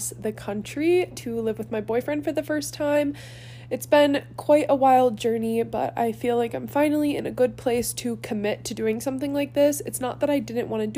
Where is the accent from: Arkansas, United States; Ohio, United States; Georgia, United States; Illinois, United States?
Ohio, United States; Cleveland; moved away as an adult; born and raised in Cleveland, Ohio